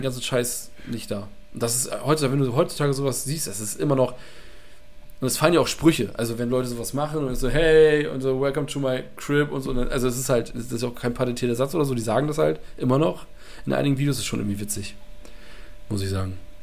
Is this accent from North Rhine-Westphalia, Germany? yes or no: no; Mölln, Schleswig-Holstein, Germany; in meiner Heimatstadt Mölln